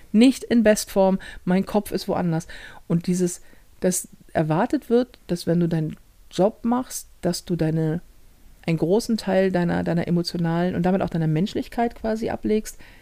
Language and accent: German; Hamburg, Germany; ich Hamburger bin und als Hamburger sprichst